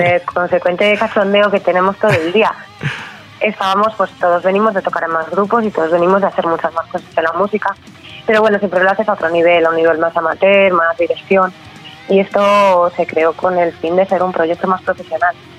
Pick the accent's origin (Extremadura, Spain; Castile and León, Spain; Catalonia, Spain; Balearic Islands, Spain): Castile and León, Spain; Valladolid; yo soy de aquí de Valladolid